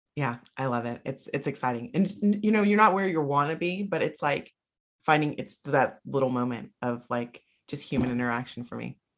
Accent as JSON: {"language": "English", "region": "South Carolina", "country": "United States", "moved": "yes", "said": "I'm from South Carolina originally"}